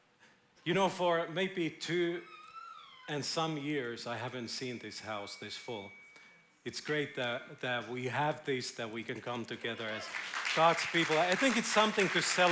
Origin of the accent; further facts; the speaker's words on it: Finland; now in Israel; I'm from Finland.